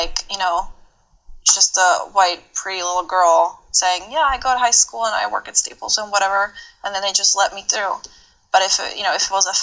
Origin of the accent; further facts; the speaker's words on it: Czechia; now in United States; I was born in the Czech Republic